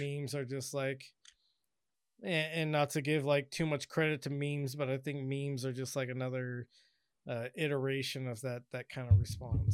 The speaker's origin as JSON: {"language": "English", "region": "Washington", "country": "United States", "tie": "born or raised there", "moved": "yes", "lives_now": "Southern California, United States", "said": "when I grew up in Washington"}